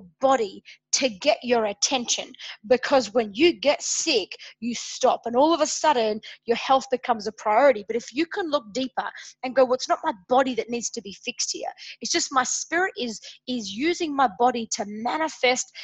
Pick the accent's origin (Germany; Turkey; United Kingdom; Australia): Australia; Adelaide, South Australia; here in my hometown in Adelaide, Australia